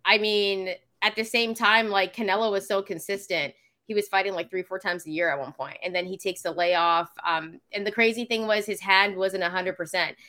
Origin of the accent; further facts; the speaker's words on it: Canada; my family's from Fiji, so they're Fijian. Um, but I am from Canada